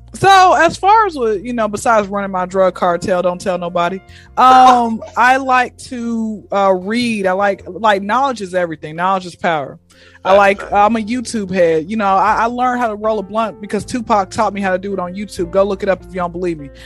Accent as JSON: {"language": "English", "town": "Atlanta", "region": "Georgia", "country": "United States", "tie": "born or raised there", "said": "Atlanta, born and raised"}